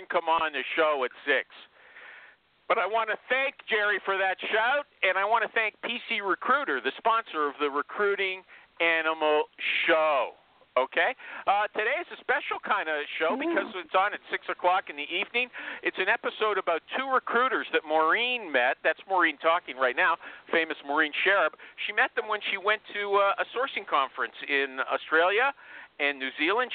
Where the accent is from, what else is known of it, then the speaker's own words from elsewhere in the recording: Canada; I'm a Canadian